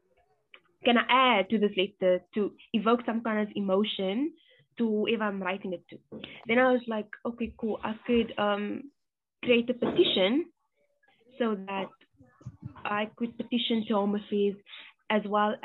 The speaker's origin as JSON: {"language": "English", "country": "South Africa", "tie": "born or raised there", "said": "I was born in South Africa to refugee parents, Congolese refugee parents."}